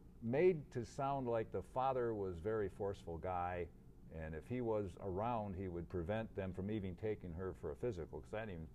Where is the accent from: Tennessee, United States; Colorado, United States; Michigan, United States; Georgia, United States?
Michigan, United States; Van Buren County.